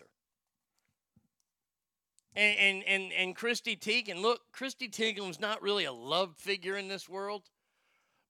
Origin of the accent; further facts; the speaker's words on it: Texas, United States; I grew up here in Texas. This is where I grew up. I grew up in this part of the state in Texas.